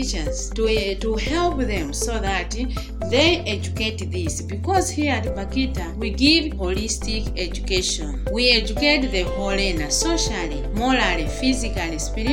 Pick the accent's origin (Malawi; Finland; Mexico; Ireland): Malawi; Chikwawa District, Southern Region; also born or lived in Ngabu, Malawi; Then I was taken by my aunt to stay in Chikwawa District